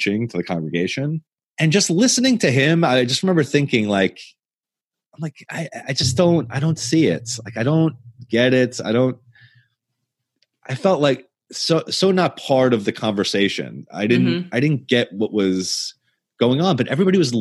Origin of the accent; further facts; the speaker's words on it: the North, United States; now in Southern US (Bible Belt); we're both from the North